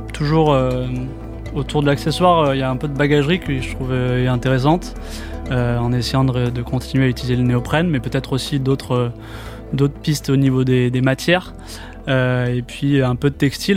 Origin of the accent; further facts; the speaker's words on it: Bordeaux, Nouvelle-Aquitaine, France; moved away as an adult; also born or lived in Barcelona / Paris / Montreal; je suis de Bordeaux à la base et puis euh, je suis passé par euh, Barcelone